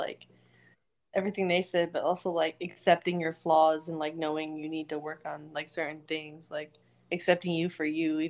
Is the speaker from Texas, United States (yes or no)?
no; New York, United States; accent: thick New York; now in Lakewood, United States; I'm also in the Army. I live in Lakewood, Washington, but I'm originally from New York.